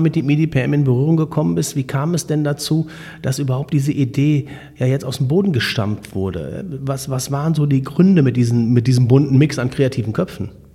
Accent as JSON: {"language": "German", "town": "Borken", "region": "North Rhine-Westphalia", "country": "Germany", "said": "ich komme ja aus Borken"}